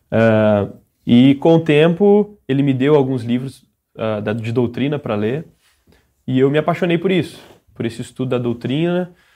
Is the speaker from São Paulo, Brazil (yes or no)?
no; Domingos Martins, Espírito Santo, Brazil; sou de Domingos Martins, no Espírito Santo